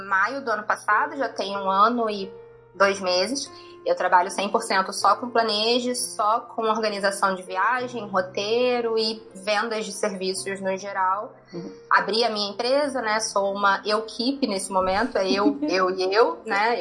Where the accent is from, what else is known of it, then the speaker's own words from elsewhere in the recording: Rio de Janeiro, Brazil; moved away as an adult; eu sou carioca, morei no Rio de Janeiro a minha vida toda também